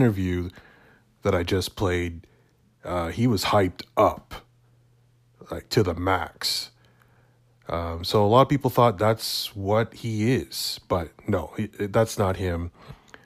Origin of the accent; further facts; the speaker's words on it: Canada; In Canada, in my hometown